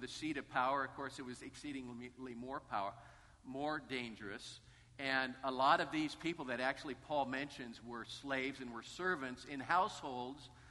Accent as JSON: {"language": "English", "region": "Northern California", "country": "United States", "tie": "born or raised there", "said": "I grew up in Northern California"}